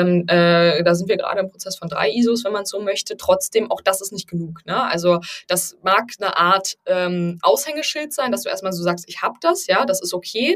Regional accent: Berlin, Germany; ich bin Berlinerin

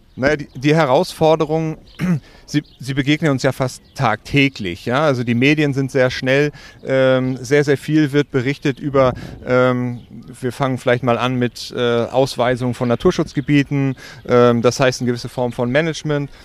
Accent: Wedel, Schleswig-Holstein, Germany; ich bin in Wedel, westlich von Hamburg, äh, geboren und aufgewachsen

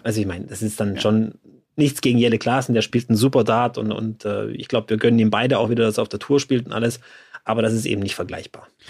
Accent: Swabia, Germany; aber ich bin ja Schwabe

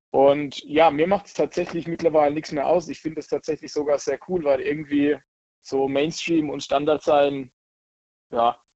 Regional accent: Robern, Baden-Württemberg, Germany; Ich komme aus dem schönen, beschaulichen Ort Robern.

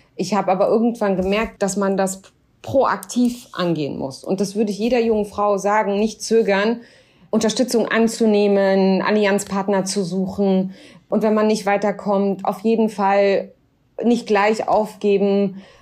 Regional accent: Germany; ich war immer so stolze Deutsche

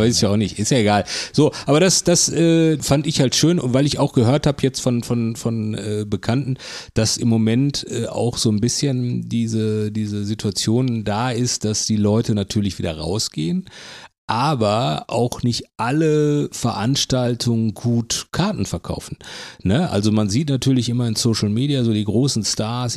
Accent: Bochum, North Rhine-Westphalia, Germany; ich komme ja aus Bochum

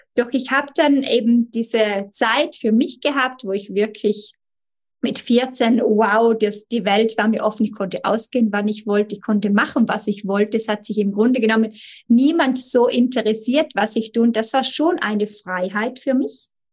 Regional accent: Italy; bei uns in Italien

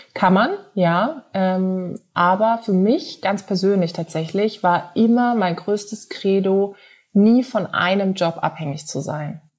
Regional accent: Karlsruhe, Baden-Württemberg, Germany; moved away; komme ursprünglich aus Karlsruhe

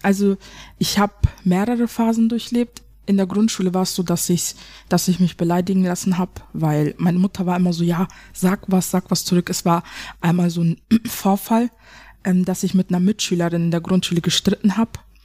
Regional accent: Germany; ich bin ja auch eine Deutsche. Ich hab einen Deutschen Pass, ich bin ja auch eine Deutsche.

